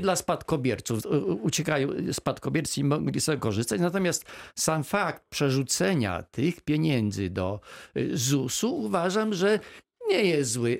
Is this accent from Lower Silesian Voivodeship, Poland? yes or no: yes; Izera Foothills, Lower Silesian Voivodeship, Poland; ja się wychowałem na Pogórzu Izerskim w latach 70.